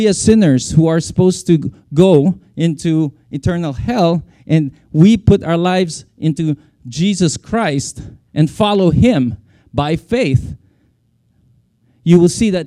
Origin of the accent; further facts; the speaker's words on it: Philippines; moved away as an adult; now in Japan; I'm a Hilaw na Pilipino. Born and raised in the Philippines